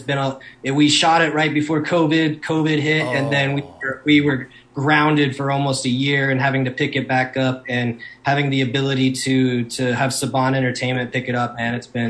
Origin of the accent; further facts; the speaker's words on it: South Dakota, United States; So the latter half of my teens, I grew up in South Dakota